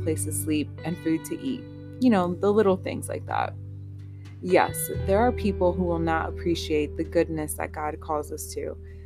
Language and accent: English; United States; I was born in the States, my parents are both from Nicaragua